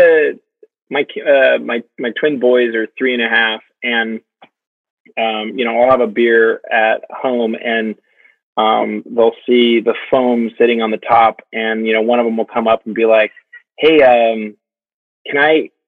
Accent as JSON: {"language": "English", "country": "United States", "said": "as an American"}